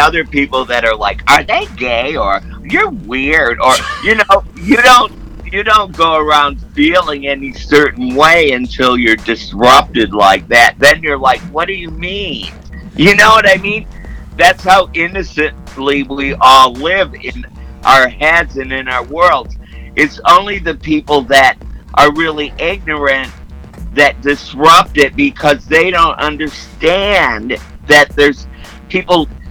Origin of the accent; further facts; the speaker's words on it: Midwest, United States; I grew up in the Midwest